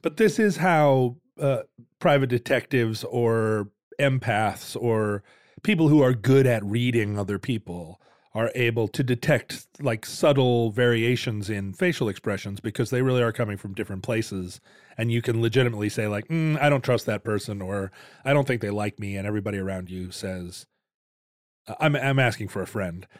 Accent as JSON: {"language": "English", "town": "Seattle", "region": "Washington", "country": "United States", "said": "the Seattle smile, because that's kind of characteristic of our region."}